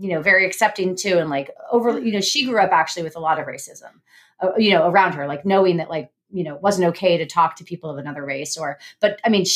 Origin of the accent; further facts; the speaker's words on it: rural Northern California, United States; I grew up in rural Northern California, basically like totally white and not rich white.